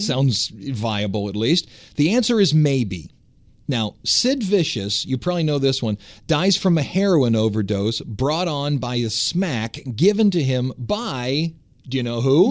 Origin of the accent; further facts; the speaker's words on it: Cleveland, Ohio, United States; I'm from Cleveland